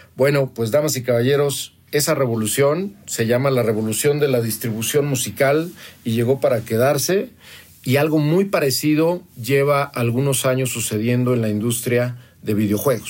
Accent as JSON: {"language": "Spanish", "town": "Toluca", "region": "State of Mexico", "country": "Mexico", "said": "la colonia Sánchez, que es donde vengo en la ciudad de Toluca, Estado de México, donde estudié la preparatoria"}